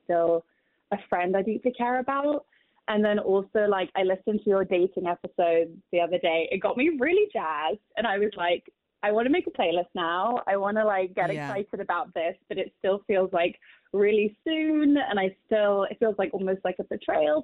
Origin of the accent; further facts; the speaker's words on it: London, United Kingdom; moved away as an adult; I grew up in London